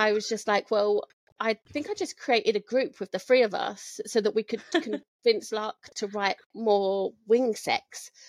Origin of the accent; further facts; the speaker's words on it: London, United Kingdom; I'm from Southwest London. Yeah, it's not posh.